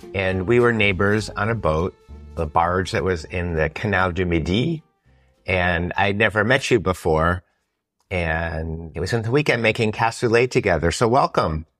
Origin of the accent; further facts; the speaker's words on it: United States; as an American